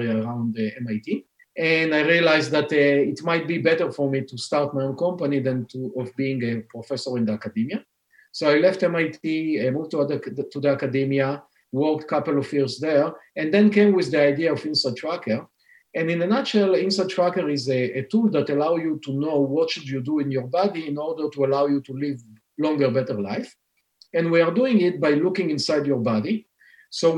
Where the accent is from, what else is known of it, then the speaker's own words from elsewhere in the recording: Israel; English is a second language; moved away as an adult; now in Boston, United States; You can hear from my accent that I'm not a Native American, born and raised in Israel